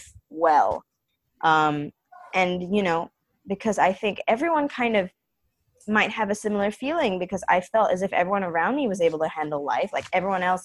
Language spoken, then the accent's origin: English; Singapore; I'm Singaporean